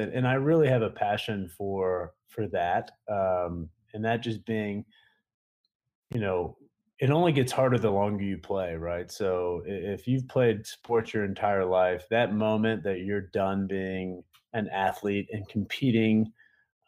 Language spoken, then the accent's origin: English; Tampa, Florida, United States; play arena football in Tampa, which is, you know, my hometown.